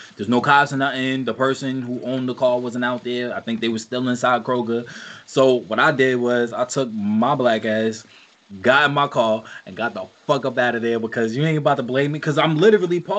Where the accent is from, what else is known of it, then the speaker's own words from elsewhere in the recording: New York, United States; I'm from New York.